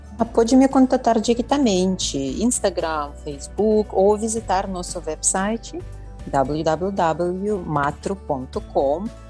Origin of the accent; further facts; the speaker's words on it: Belarus; Portuguese is a second language; moved away as an adult; now in São Paulo, Brazil; originalmente sou da República da Belarus